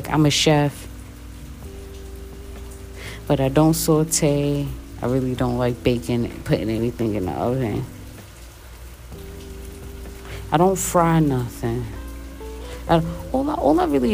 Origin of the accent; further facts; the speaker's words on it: United States; I'm American